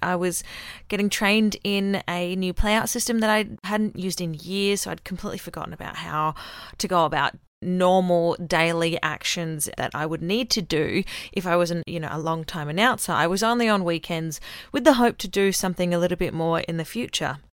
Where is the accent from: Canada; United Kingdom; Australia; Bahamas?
Australia; accent: Australian; moved away as an adult; now in Auckland, New Zealand; I sound Australian because I am Australian